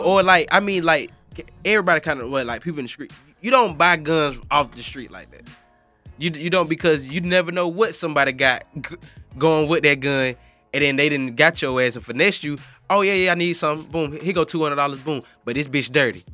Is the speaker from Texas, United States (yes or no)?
no; Macon, Georgia, United States; I'm from Macon, Georgia